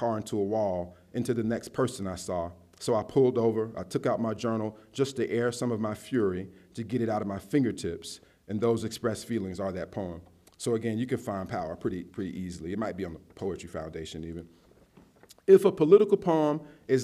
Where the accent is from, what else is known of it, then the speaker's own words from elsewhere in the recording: South Carolina, United States; Charleston, South Carolina, my home state